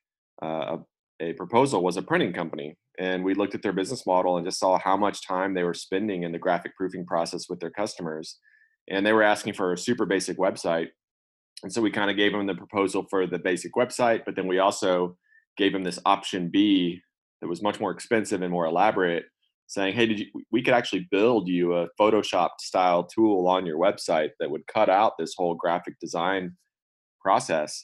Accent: Austin, Texas, United States; I'm from Austin, went to UT undergrad for computer science and then UT law school.

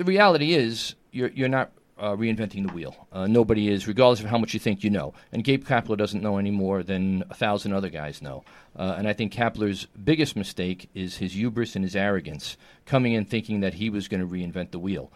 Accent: New York City, New York, United States; born or raised there

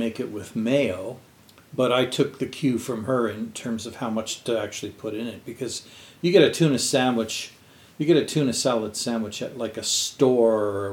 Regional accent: Quebec, Canada; I grew up in Quebec

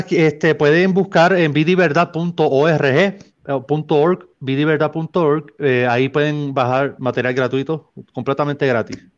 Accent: Mexico; Para mí eh, es, un honor compartir con gente de mi tierra. Aquí estoy rodeado de mexicanos.

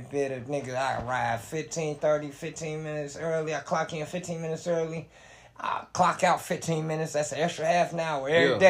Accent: Gary, Indiana, United States; Yeah, I'm from Gary.

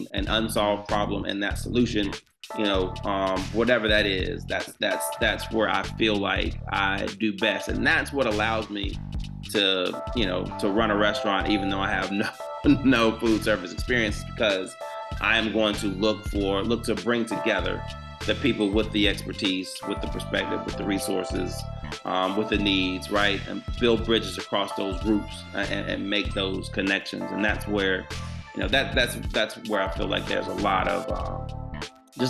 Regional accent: Georgia, United States; my home state

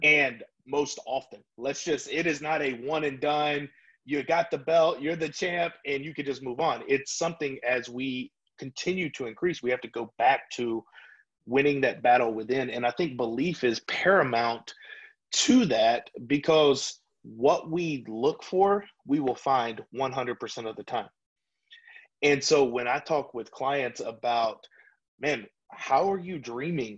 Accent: Louisiana, United States; moved away; I'm from Louisiana originally

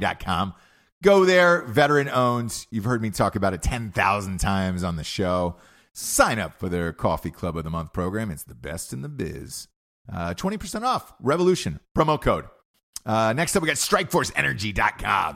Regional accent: Georgia, United States; moved away; I grew up in Georgia

